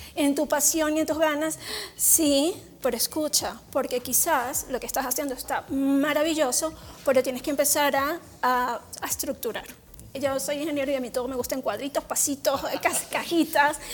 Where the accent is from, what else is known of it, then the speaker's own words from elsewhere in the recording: Venezuela; moved away as an adult; now in Mexico; soy venezolana, ya llevo casi ocho años en México feliz